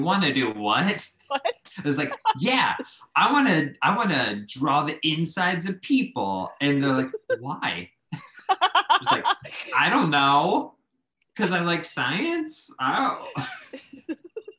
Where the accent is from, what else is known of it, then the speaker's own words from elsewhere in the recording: Pittsburgh, Pennsylvania, United States; moved away as an adult; also born or lived in Central Ohio / Española, New Mexico; I was a kid from Pittsburgh who went to school in Central Ohio at Otterbein